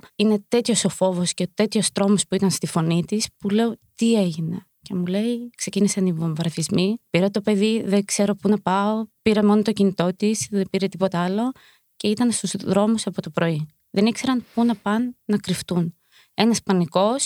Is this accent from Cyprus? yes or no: no; Ukraine; now in Greece; είμαστε από την Ουκρανία και έχουμε έρθει λόγω του πολέμου